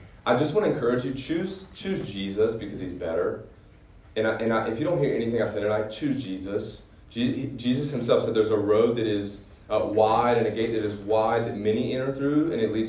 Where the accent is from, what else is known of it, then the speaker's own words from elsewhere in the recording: Greenville, South Carolina, United States; I'm from Greenville. I went to Clemson.